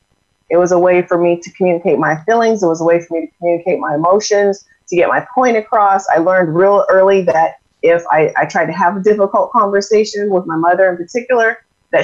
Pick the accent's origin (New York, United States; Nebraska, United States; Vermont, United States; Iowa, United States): Iowa, United States; moved away as an adult; now in Arizona, United States; I'm originally from Iowa